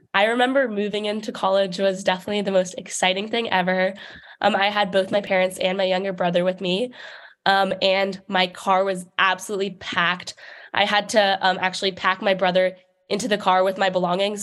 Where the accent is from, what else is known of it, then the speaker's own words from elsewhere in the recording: New York City, New York, United States; moved away as an adult; I grew up in New York City